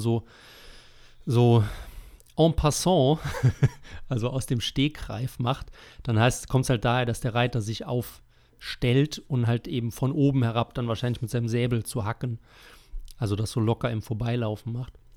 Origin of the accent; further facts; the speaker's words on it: Germany; wir als Deutsche